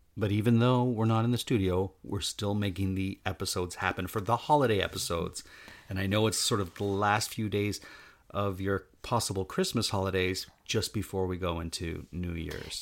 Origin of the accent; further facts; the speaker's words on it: Canada; I'm sitting there as a Canadian